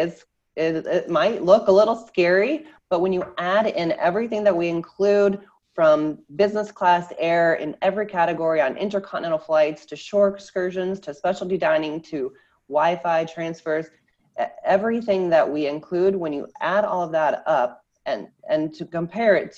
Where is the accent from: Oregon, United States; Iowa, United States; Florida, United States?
Iowa, United States; moved away; I am originally from Iowa, Midwestern girl from a very small town of 500 people